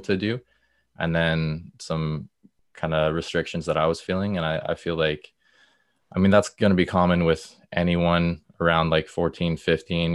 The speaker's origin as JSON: {"language": "English", "town": "Stouffville", "region": "Ontario", "country": "Canada", "also_born_or_lived": "Peterborough", "said": "I'm from Stouffville, just, like, a little bit north of Toronto"}